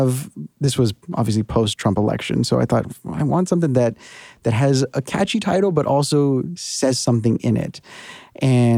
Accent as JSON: {"language": "English", "country": "United States", "tie": "born or raised there", "moved": "as an adult", "lives_now": "New York, United States", "said": "I can speak about border life because that's been my life for 30 years now. Even though I haven't lived there for 8 years"}